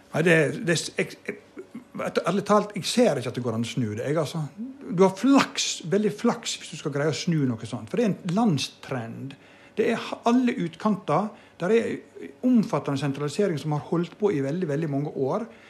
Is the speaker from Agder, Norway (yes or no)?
no; Vågsøy, Vestland, Norway; born or raised there